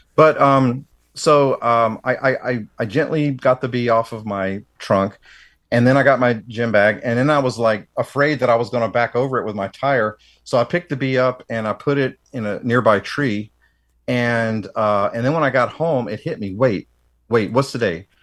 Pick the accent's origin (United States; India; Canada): United States; Tennessee; growing up in the South myself